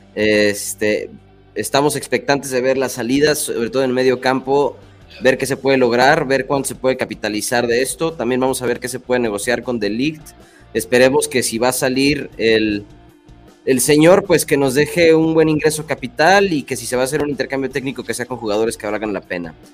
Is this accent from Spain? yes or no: no; Mexico; Nosotros como mexicanos